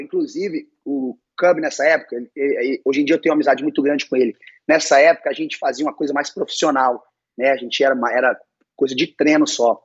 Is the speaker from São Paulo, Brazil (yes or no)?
no; Belo Horizonte, Minas Gerais, Brazil; now in Irvine, United States; eu sou mineiro, não, não cresci na praia